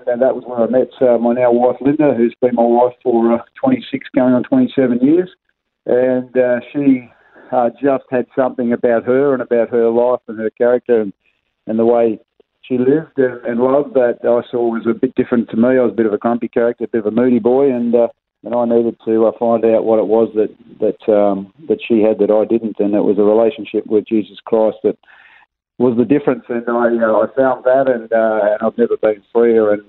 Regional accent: Melbourne, Victoria, Australia; I was born and raised in Melbourne, a little place called Ferntree Gully.

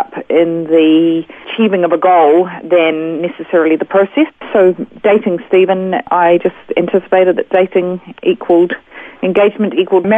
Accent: Auckland, New Zealand; moved away as an adult; now in Australia; I was raised in Auckland, New Zealand

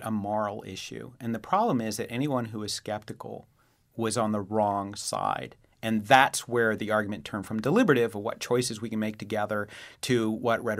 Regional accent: New England, United States; us obnoxious New Englanders

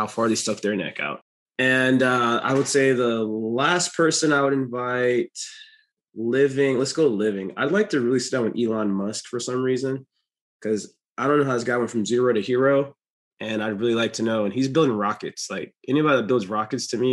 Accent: Jamaica; now in North Carolina, United States; I'm actually Jamaican

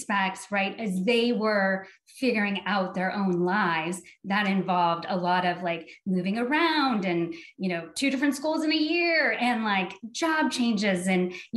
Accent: Salem, Oregon, United States; I grew up in Salem.

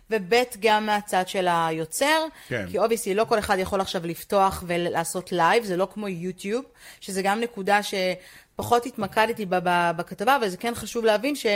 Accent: Israel

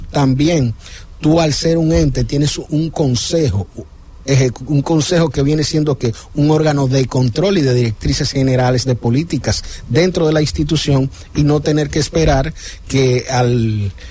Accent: Santo Domingo, Distrito Nacional, Dominican Republic; Yo soy de Santo Domingo

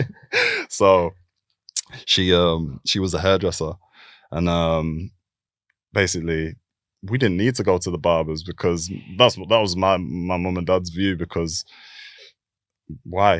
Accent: Keighley, Yorkshire and the Humber, United Kingdom; also born or lived in London; I was born in, um, in like a small, a small town called Keithley, which is near, um, near Bradford.

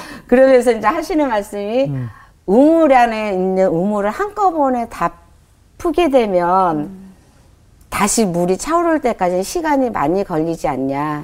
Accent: Jeolla, South Korea; also born or lived in Pocheon; 생활은 이제 저 전라도 쪽이거든요.

